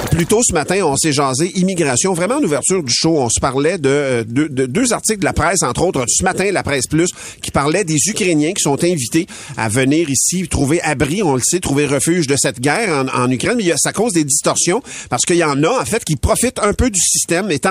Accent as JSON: {"language": "French", "country": "Mexico", "moved": "yes", "said": "Euh, je viens du Mexique. Ça fait 18 ans et demi qu'on est ici, mes"}